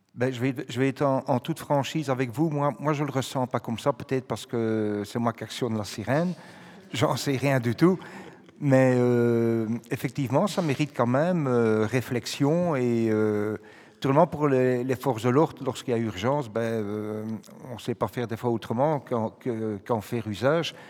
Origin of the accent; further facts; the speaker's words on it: Brussels, Brussels-Capital Region, Belgium; quand j'étais à l'école à Saint-Gilles, au collège Saint-Gilles